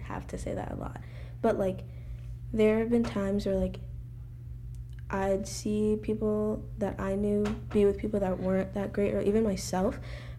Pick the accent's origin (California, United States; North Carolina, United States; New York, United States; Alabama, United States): Alabama, United States; I'm from Alabama